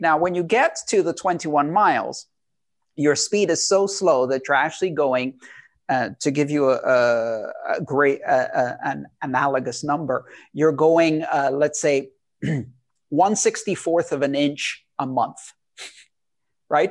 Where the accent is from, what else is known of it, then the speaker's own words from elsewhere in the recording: Greece; I, I grew up in Greece.